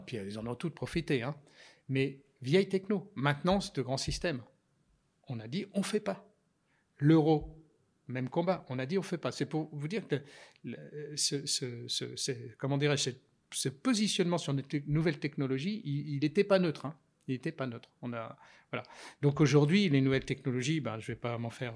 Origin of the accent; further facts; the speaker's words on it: Burgundy, Bourgogne-Franche-Comté, France; j'ai essuyé mes culottes courtes quand j'étais petit sur des bancs d'école, puisque mes parents étaient instituteurs. Et dans un village de Bourgogne